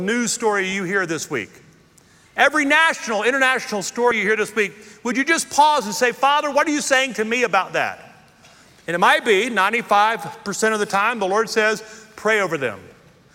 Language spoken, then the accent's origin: English; Louisiana, United States; moved away as an adult; also born or lived in Texas; now in Colorado, United States; I'm from Louisiana